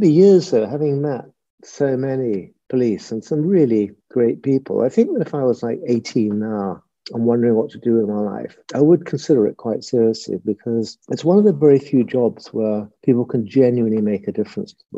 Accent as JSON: {"language": "English", "town": "Brighton", "region": "South East England", "country": "United Kingdom", "tie": "born or raised there", "also_born_or_lived": "Surrey", "said": "I was born in Brighton"}